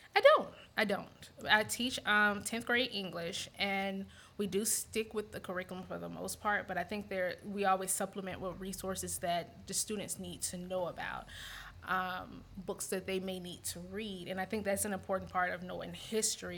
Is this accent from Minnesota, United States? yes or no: no; Montgomery, Alabama, United States; moved away as an adult; also born or lived in DC Baltimore area / Eastern Shore of Maryland; now in Louisiana, United States; I grew up in Montgomery, Alabama